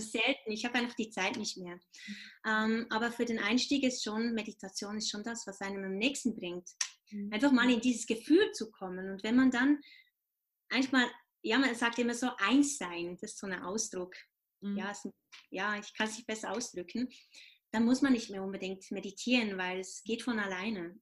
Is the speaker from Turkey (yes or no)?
no; Switzerland; ich bin Schweizer